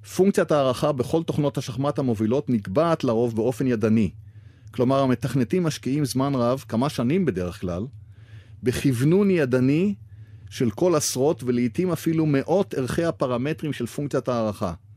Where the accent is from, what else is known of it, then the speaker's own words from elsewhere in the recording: Haifa, Haifa District, Israel; בעיר הולדתי חיפה